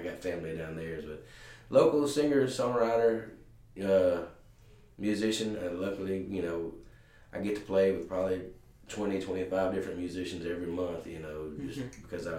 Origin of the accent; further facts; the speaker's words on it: Ripley, Mississippi, United States; moved away as an adult; now in Jackson, United States; I did not grow up here. I grew up North Mississippi. I moved up here about 15 years ago, but I started playing music in honky-tonks in Tupelo and some surrounding areas, I guess, when I was about 15.